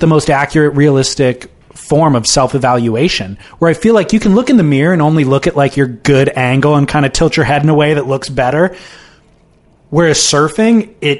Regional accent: California, United States; I grew up in Orange County, just kind of all around Orange County.

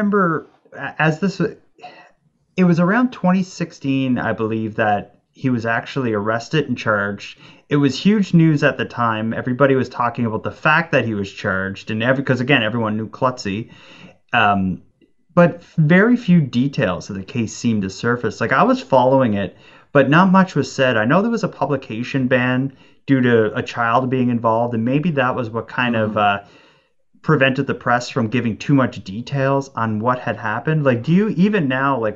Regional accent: Cape Breton, Nova Scotia, Canada; my hometown

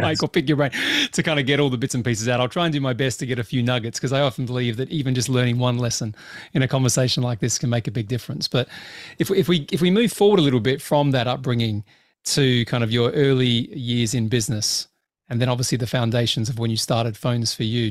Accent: Australia; I grew up in Australia

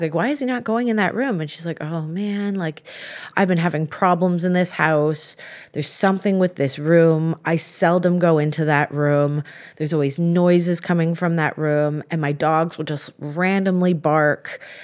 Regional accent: Canada; being Canadian

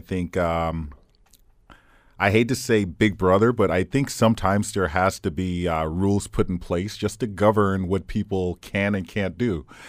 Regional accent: Fort Lauderdale, Florida, United States; now in Hamilton, Canada; I'm from Fort Lauderdale, Florida.

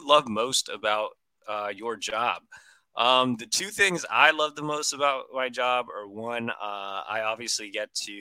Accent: Brownsville, Texas, United States; moved away as an adult; also born or lived in Dallas, Texas; Growing up down in South Texas and then being in Dallas for basically my whole first half of my life

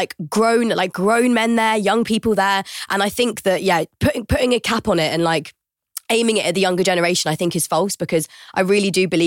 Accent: London, United Kingdom; I'm from Brixton. Growing up and telling people that I was from Brixton

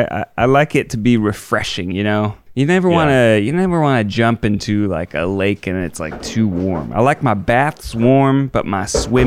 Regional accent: Florida, United States; in Disney World in sunny Orlando, California, my home state.

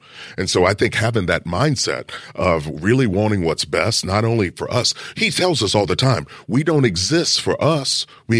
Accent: Kentucky, United States; I'm from Kentucky.

